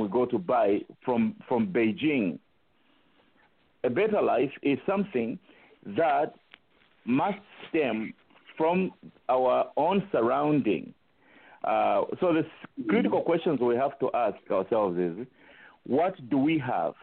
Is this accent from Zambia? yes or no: yes; Zambia; those of us who were growing up on the Copper Belt or in Zambia in the 90s